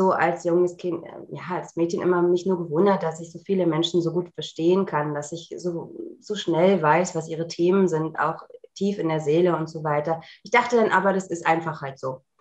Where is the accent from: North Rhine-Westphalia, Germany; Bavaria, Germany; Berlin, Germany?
Berlin, Germany; ich komme ja aus Berlin, ähm, bei, bei mir so die ESO-Läden, die ich kannte, aufgesucht